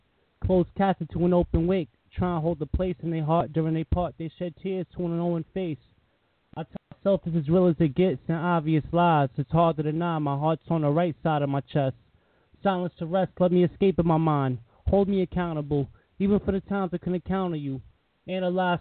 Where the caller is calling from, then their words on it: Connecticut, United States; Calling from Connecticut.